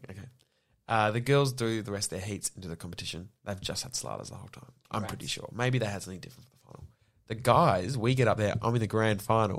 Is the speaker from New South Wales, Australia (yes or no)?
no; Yarra Valley, Victoria, Australia; I grew up in the Yarra Valley